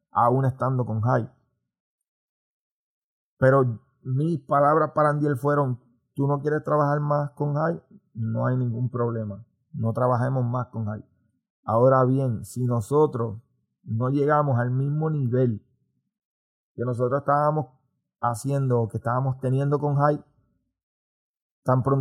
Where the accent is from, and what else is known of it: Morovis, Puerto Rico; born or raised there